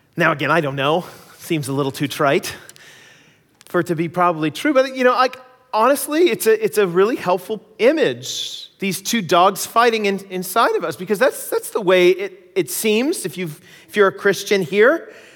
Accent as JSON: {"language": "English", "country": "United States", "also_born_or_lived": "Canada", "moved": "as an adult", "lives_now": "British Columbia, Canada", "said": "my experiences as being an American in Canada."}